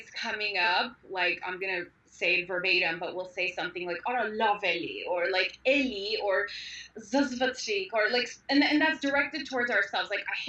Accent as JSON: {"language": "English", "country": "Armenia", "tie": "born or raised there", "moved": "yes", "said": "I was born and raised in Armenia in the worst times possible"}